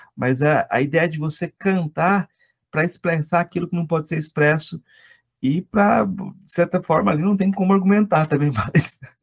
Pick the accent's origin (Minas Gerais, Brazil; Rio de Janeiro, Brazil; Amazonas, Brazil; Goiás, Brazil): Goiás, Brazil; eu sou de Goiás